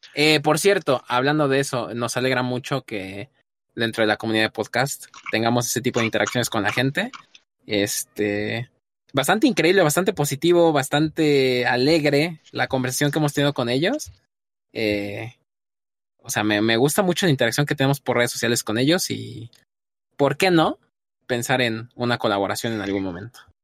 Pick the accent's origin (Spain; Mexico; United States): Mexico; como mexicano nos toca